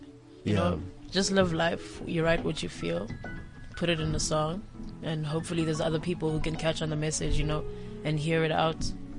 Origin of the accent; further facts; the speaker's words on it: Pretoria, Gauteng, South Africa; I grew up in Pretoria.